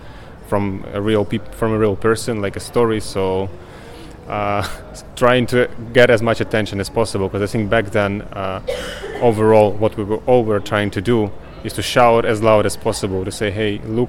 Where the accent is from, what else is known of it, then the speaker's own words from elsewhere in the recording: Ukraine; I'm from Ukraine.